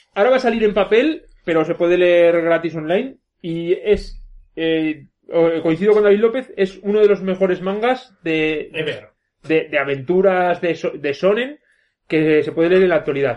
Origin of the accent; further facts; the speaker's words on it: Belver de Cinca, Aragon, Spain; es como un señor de mi pueblo que siempre que me ve por Belver